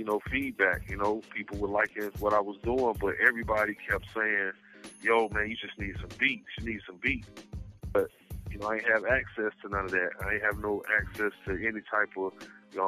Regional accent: Raleigh, North Carolina, United States; I'm from Raleigh

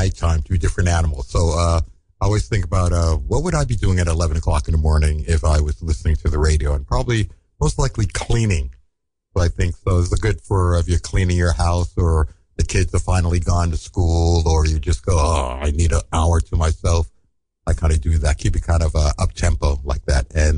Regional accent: New York City, New York, United States; also born or lived in San Francisco; I'm a one of those rare animals called a native. I'm from Brooklyn

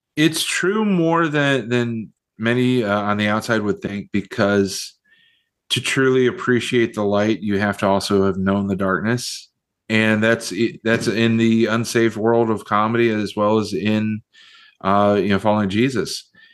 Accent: southwestern Virginia, United States; also born or lived in Chicago, Illinois; grew up in southwestern Virginia, uh, right on the uh, the bottom of the state of West Virginia. I uh, was born in Chicago

